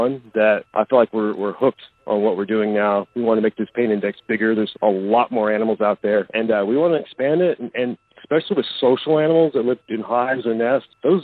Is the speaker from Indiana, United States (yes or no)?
no; Oklahoma, United States; I grew up in Oklahoma, where it's like ground central for recluse